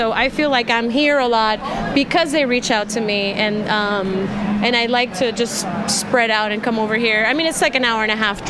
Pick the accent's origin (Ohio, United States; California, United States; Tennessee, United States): California, United States; Oakland; also born or lived in Puerto Rico; I'm from Oakland and Puerto Rico. I kind of, switch times from there